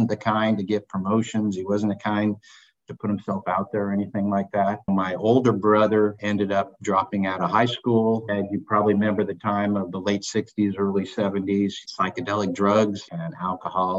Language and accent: English; Seattle, Washington, United States; grew up on the West Coast in Seattle